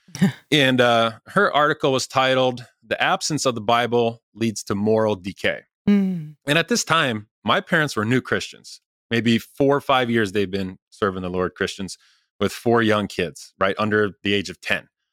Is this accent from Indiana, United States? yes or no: yes; Rensselaer, Indiana, United States; Rensselaer, my hometown